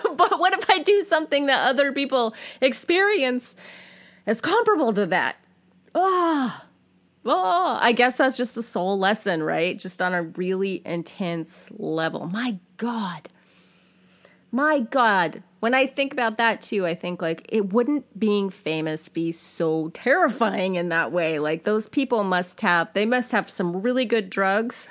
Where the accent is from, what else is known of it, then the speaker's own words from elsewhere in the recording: Central California, United States; I am a white Gen X woman born and raised in Central California